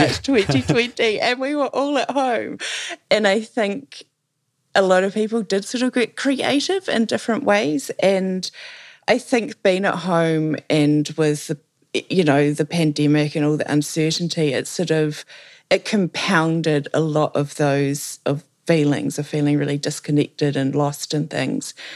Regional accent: New Zealand; accent: Kiwi; you can probably tell that I'm a Kiwi by the fact that everything I say sounds like a question.

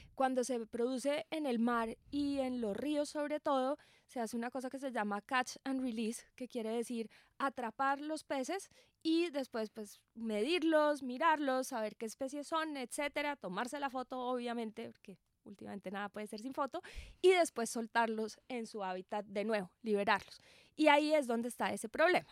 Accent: Colombia; nosotros como colombianos

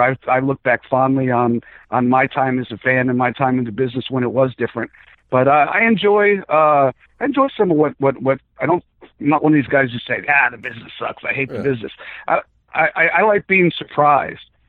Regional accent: South Florida, United States; also born or lived in Bronx, New York / Atlanta; I was born in the Bronx and moved to South Florida when I was six

